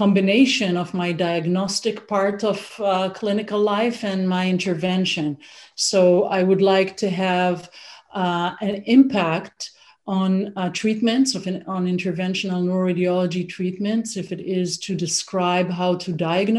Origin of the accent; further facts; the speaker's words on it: Israel; moved away as an adult; also born or lived in Toronto, Canada; now in Canada; I grew up in Israel. I studied medicine in Israel, and I did my residency over there